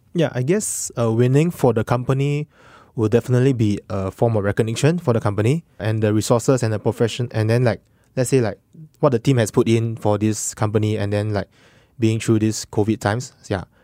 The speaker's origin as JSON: {"language": "English", "country": "Singapore", "said": "I'm a Singaporean as well"}